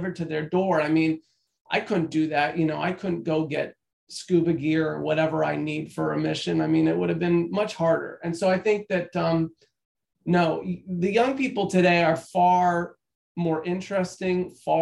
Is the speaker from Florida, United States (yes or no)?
yes; Florida, United States; I grew up in Florida in the 90s